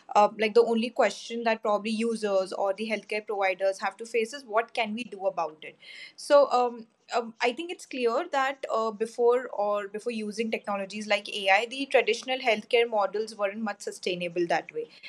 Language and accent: English; India; I'm from India